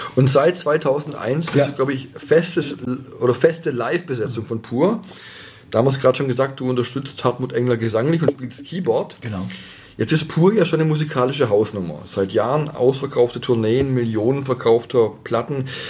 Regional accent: Stuttgart, Baden-Württemberg, Germany; accent: Swabian; Ich bin ja auch in Bad Cannstatt geboren.

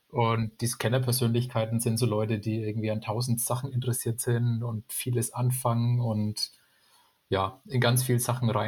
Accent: Bamberg, Bavaria, Germany; Ich komme aus Bamberg

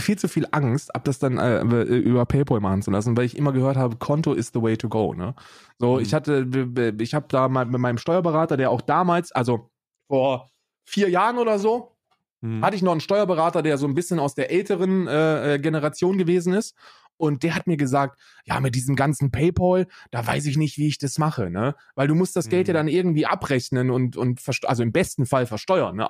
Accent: Germany

